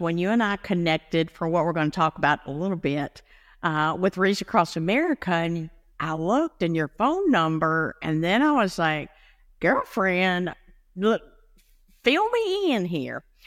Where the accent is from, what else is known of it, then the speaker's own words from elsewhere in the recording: Blue Ridge Mountains of North Carolina, United States; I come from the Blue Ridge Mountains of North Carolina